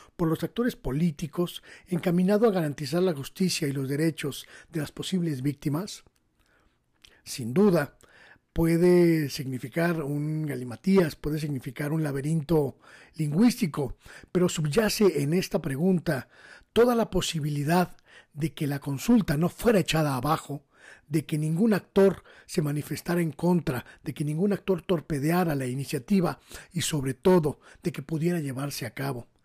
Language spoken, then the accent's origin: Spanish; Mexico; como mexicanos